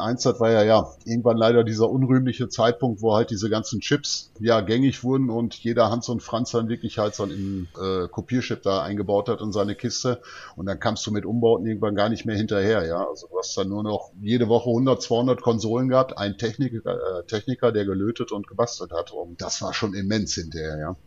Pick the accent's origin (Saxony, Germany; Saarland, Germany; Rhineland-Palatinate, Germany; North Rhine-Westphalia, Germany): North Rhine-Westphalia, Germany; Dortmund; bei uns in Dortmund